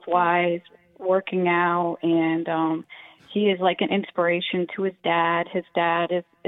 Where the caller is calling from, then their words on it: Newport, Rhode Island, United States; I'm calling from Newport, Rhode Island.